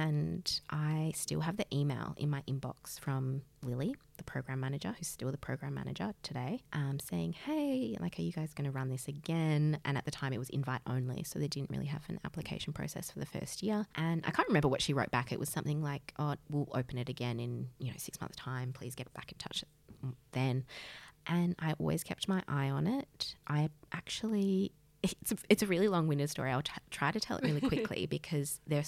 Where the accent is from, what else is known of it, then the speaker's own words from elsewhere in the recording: Australia; I'm from Australia